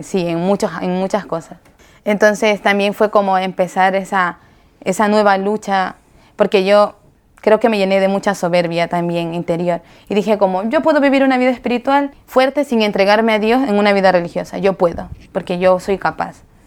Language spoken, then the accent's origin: Spanish; Chone, Manabí, Ecuador; yo soy de Ecuador, de Chone, de la provincia de Manabí